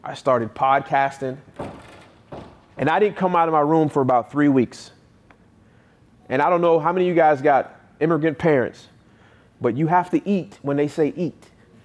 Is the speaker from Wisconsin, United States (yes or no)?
no; North Carolina, United States; I go driving for dollars in a neighborhood that I grew up in North Carolina. On the same street I grew up on